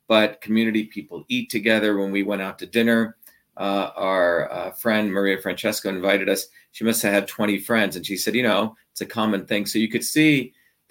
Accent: India; now in United States; I grew up on goat milk when I was born in India

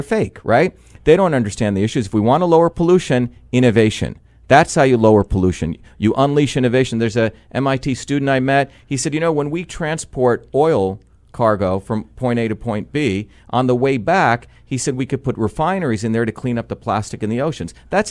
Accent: New Jersey, United States; You know, when I grew up in New Jersey, those are my people, my school teachers who work their buns off

